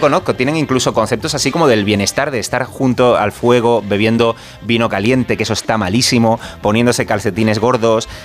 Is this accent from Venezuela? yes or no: no; Canary Islands, Spain; yo soy canario